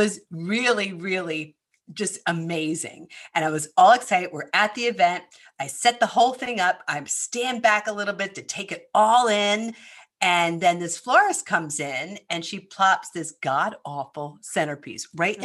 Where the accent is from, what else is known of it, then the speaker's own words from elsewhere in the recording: Philadelphia, Pennsylvania, United States; accent: Northeast; moved away; I'm from Philadelphia